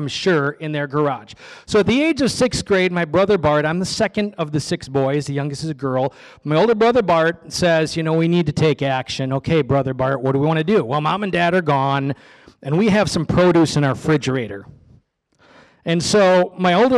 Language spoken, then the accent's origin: English; Oshkosh, Wisconsin, United States; I am one of seven children, six boys. We grew up in Oshkosh, Wisconsin